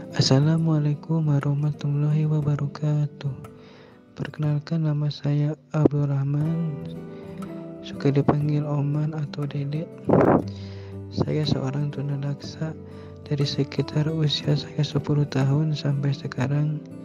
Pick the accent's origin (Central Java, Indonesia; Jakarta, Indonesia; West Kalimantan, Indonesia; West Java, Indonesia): Central Java, Indonesia; Jepara; asal dari kota Ukir, Jepara, Jawa Tengah